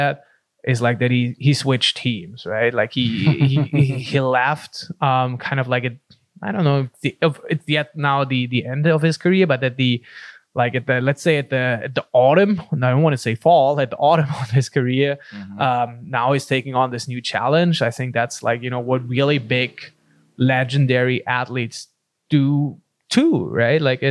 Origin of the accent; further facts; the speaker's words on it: Germany; also born or lived in Pacific Beach, California; now in San Diego, United States; growing up in Germany, it's funnily, I grew up in the only city I feel in the country where we didn't have a professional soccer team